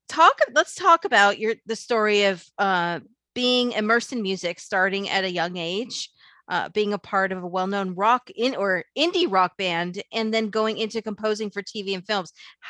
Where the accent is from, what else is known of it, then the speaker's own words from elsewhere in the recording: Los Angeles, California, United States; I grew up in Granada Hills